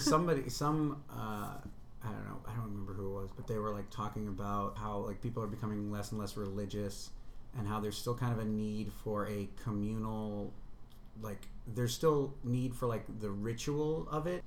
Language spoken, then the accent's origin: English; Boston, Massachusetts, United States; I'm from Boston